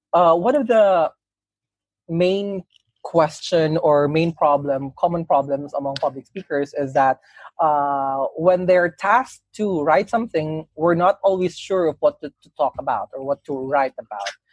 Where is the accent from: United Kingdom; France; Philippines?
Philippines; Cagayan de Oro, Northern Mindanao; I was a kid in my hometown back in Cagayan de Oro